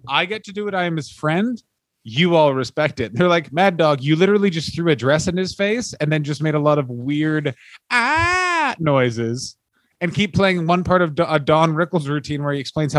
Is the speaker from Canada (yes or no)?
yes; Canada; now in Los Angeles, United States; as a Canadian